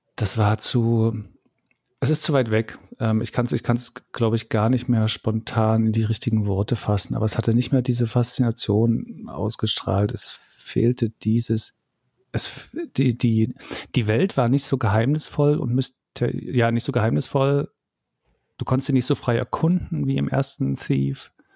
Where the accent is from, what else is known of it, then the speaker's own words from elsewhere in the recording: East Germany, Germany; ich bin ja im Osten aufgewachsen